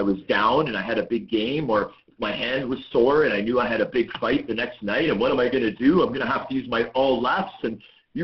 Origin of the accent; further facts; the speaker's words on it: Toronto, Ontario, Canada; also born or lived in Vancouver, British Columbia; I was born in Vancouver, British Columbia. My family moved to Toronto when I was six